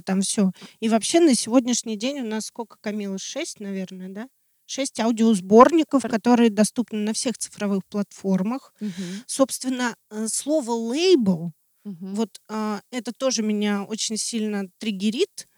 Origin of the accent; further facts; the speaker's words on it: Russia; я очень горжусь тем, что я россиянин